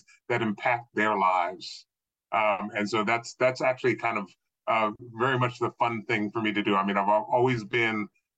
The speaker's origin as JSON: {"language": "English", "town": "Philadelphia", "country": "United States", "tie": "born or raised there", "moved": "as an adult", "lives_now": "Baltimore, United States", "said": "I grew up just outside of Philadelphia on both sides of the Delaware River."}